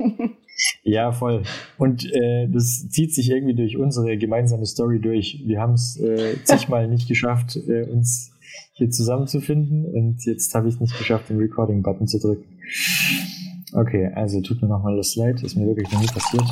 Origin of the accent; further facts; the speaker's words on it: Ulm, Baden-Württemberg, Germany; moved away; also born or lived in Munich; ich bin ja eigentlich aus Ulm